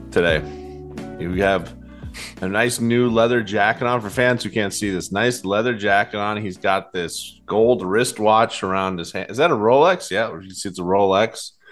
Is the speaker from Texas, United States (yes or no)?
no; Boston, Massachusetts, United States; I'm from Boston.